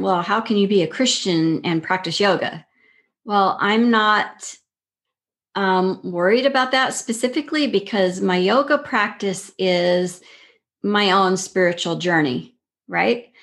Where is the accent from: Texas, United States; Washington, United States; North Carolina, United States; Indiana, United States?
Texas, United States; El Paso; also born or lived in Fort Worth, Texas; I grew up in El Paso, right near New Mexico, right near White Sands.